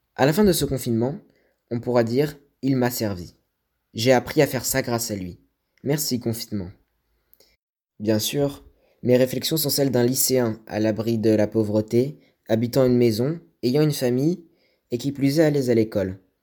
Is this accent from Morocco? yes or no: yes; Morocco; also born or lived in Casablanca; Je suis né au Maroc